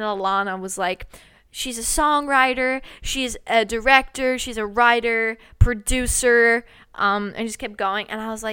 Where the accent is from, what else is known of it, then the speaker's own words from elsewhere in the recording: Australia; I'm in London. Like, I'm Australian